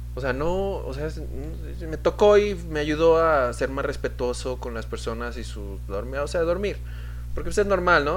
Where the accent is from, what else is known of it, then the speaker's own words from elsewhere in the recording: Pachuca, Hidalgo, Mexico; now in United States; yo era de Pachuca, de donde soy, mi mamá sí, uff, se rifaba con las enchiladas